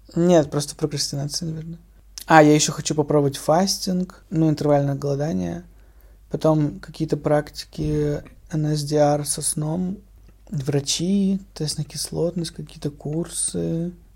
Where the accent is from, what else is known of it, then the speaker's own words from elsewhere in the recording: Russia; moved away as an adult; я русский и что я из России